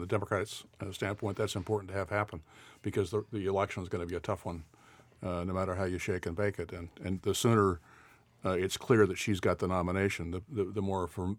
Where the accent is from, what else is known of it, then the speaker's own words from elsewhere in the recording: the West, United States; moved away; I'm from the West originally